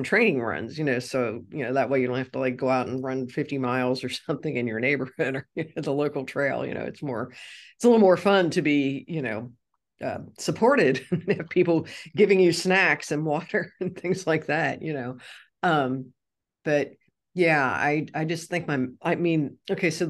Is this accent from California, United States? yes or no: no; Cincinnati, Ohio, United States; moved away; my hometown of Cincinnati